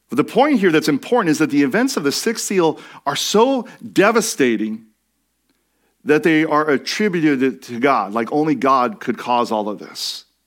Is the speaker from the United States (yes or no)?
yes; Washington, United States; I grew up in Washington State